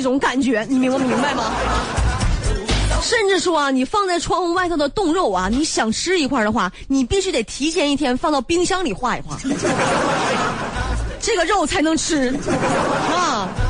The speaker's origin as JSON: {"language": "Chinese", "region": "Northeast China", "country": "China", "said": "很多人知道我是东北的"}